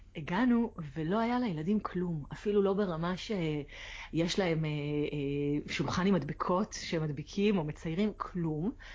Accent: Israel; moved away as an adult; now in Aix-en-Provence, France; אצלנו כישראלים

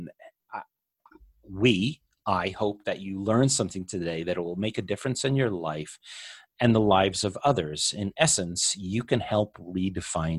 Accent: United States; being an American

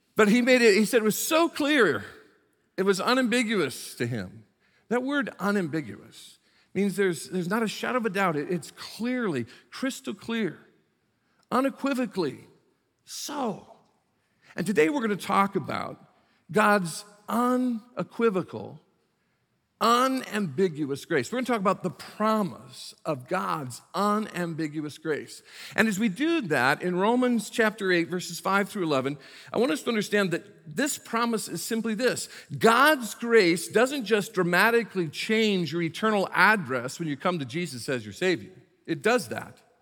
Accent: South Bend, Indiana, United States; moved away as an adult; also born or lived in Beckley, West Virginia / Prince George's County, Maryland; went to my home state of Indiana, went to South Bend, Indiana, which is the ca, county seat of Saint Joe County, where I was born and raised, spent the first eighteen years of my life

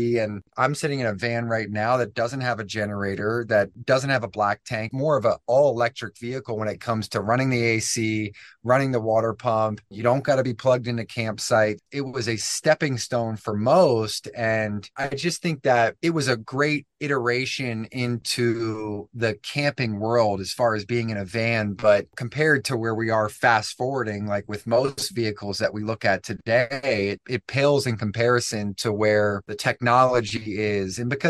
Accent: East Coast, United States; I had a big friend group growing up on the East Coast.

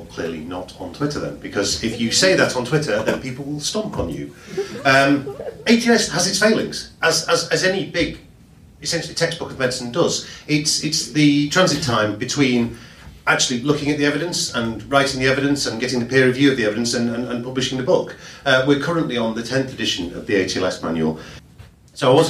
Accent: Yorkshire and the Humber, United Kingdom; I'm from Yorkshire. I only work here

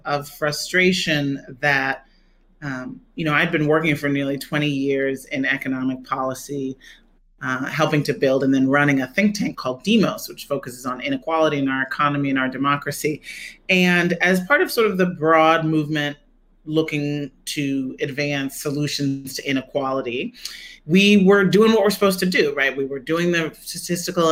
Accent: Chicago, Illinois, United States; I grew up in Chicago

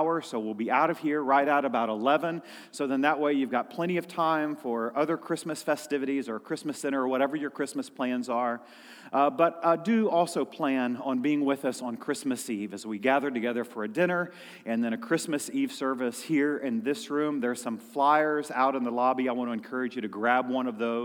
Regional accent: Missouri, United States; moved away as an adult; now in Florida, United States; growing up in Missouri

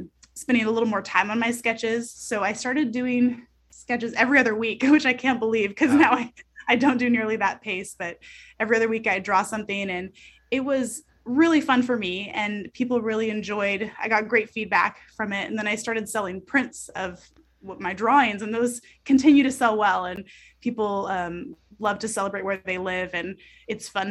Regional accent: Snohomish County, Washington, United States; also born or lived in Everett, Washington; I grew up in Snohomish County. I'm from this area, born on the West Coast, and I consider Washington my home

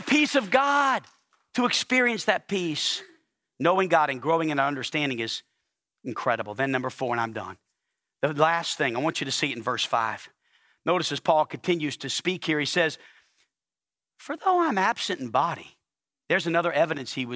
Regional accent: New Orleans, Louisiana, United States; now in Arkansas, United States; I'm from New Orleans, Louisiana

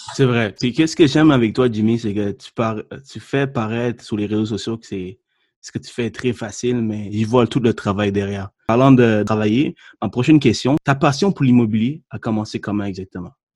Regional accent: Sri Lanka; now in Quebec, Canada; je suis né au Sri Lanka

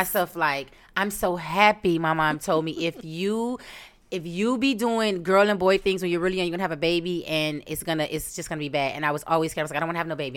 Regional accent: Miami, Florida, United States; I'm from Miami, three oh five

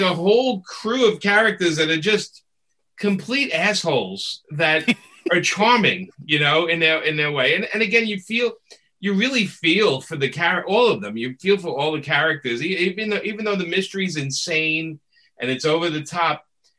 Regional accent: New York, United States; being a New Yorker

